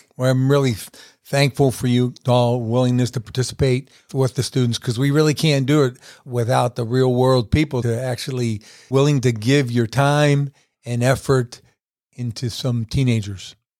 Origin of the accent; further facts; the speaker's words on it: Weirton, West Virginia, United States; now in Statesville, United States; my wife and I are going to move back to my hometown